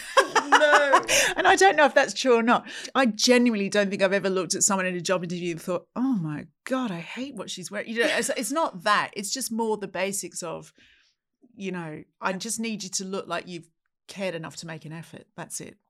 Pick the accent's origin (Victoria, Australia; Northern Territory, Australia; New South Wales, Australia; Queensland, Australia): New South Wales, Australia; Sydney; moved away as an adult; now in United Kingdom; I'm from Australia, grew up in Sydney.